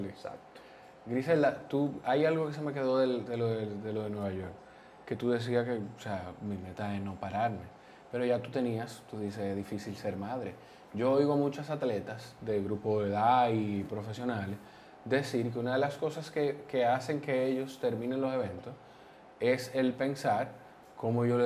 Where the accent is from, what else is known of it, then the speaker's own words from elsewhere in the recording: Peru; Pero recuerden que yo también soy peruano.